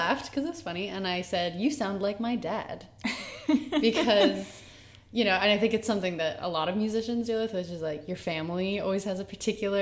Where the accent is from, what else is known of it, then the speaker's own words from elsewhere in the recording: Boston, Massachusetts, United States; now in New York, United States; I'm from Boston, so it was my first hometown show